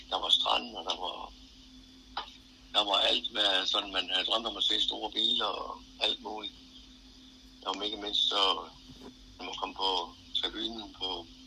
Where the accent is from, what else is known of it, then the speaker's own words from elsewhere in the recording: Nykøbing Falster, Zealand, Denmark; moved away as an adult; also born or lived in Billund / Aarhus; Jeg kommer fra Løbing Falster